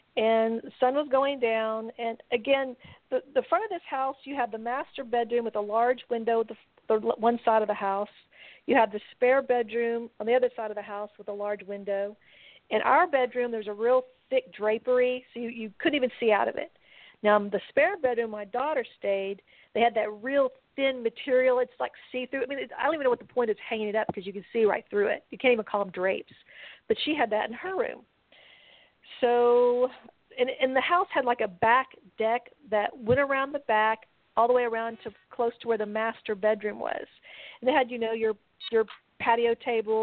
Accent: Texas, United States; we're from Texas

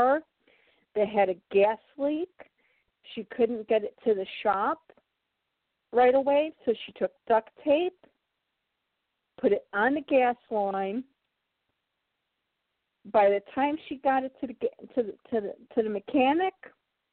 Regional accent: Chicago, Illinois, United States; I was born and raised in Chicago, and I spent a good chunk of my childhood in one of those places that would be considered like a ghetto part of Chicago

